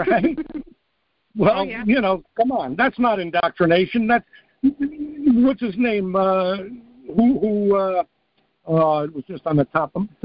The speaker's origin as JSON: {"language": "English", "region": "New York", "country": "United States", "tie": "born or raised there", "also_born_or_lived": "Missoula, Montana", "moved": "yes", "said": "I grew up in New York."}